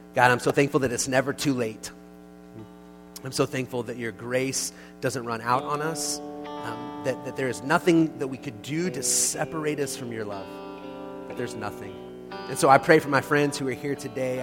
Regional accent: United States

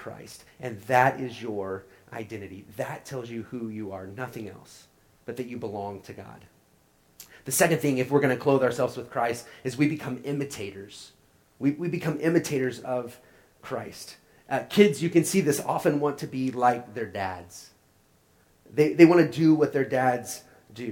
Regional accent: Oklahoma, United States; now in St. Louis, United States; I'm from Oklahoma

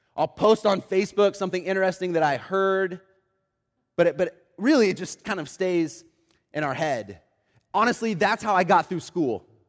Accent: Oklahoma City, Oklahoma, United States; I grew up in Oklahoma City

